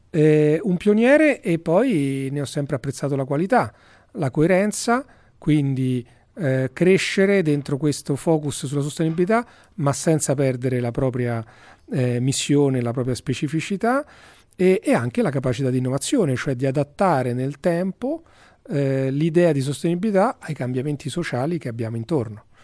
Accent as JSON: {"language": "Italian", "town": "Rome", "region": "Lazio", "country": "Italy", "said": "io sono romano, forse si sente dall'accento, sono del 69 appunto"}